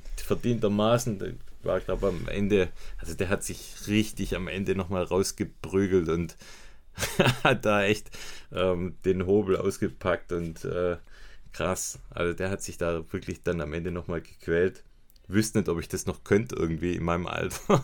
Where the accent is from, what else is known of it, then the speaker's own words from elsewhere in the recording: Swabia, Germany; bei uns in Schwaben